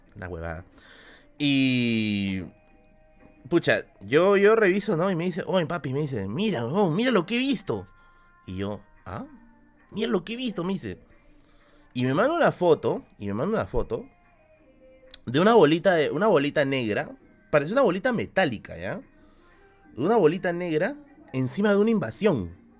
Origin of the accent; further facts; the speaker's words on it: Lima, Peru; cuando era niño acá en Villa El Salvador.